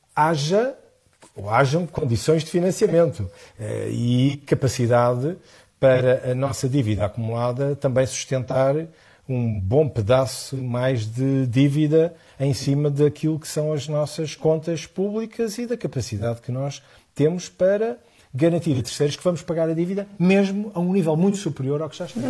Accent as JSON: {"language": "Portuguese", "country": "Portugal"}